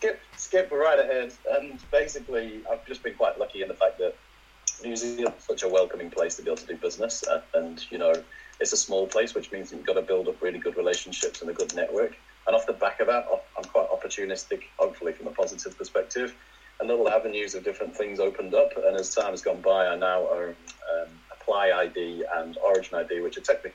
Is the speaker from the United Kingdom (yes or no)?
yes; Leeds, Yorkshire and the Humber, United Kingdom; also born or lived in Manchester / Scunthorpe; I'm originally from Leeds, but I sort of spent places. I was in Manchester for a while. My dad used to work for Mobil as a lorry driver. So we've sort of moved around a bit and ended up in a place called Scunthorpe.